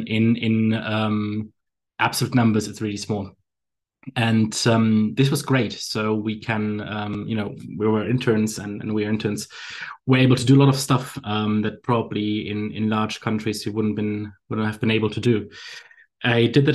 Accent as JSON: {"language": "English", "region": "Bremen", "country": "Germany", "tie": "born or raised there", "also_born_or_lived": "southern Germany / London", "moved": "as an adult", "lives_now": "Hamburg, Germany", "said": "I'm born and raised in northern Germany. For those that are experts on the region, it's called Bremen."}